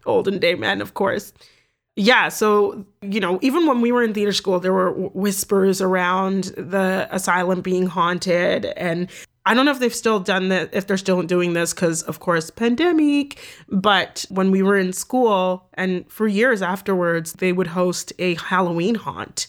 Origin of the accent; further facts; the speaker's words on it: Toronto, Ontario, Canada; I grew up in Toronto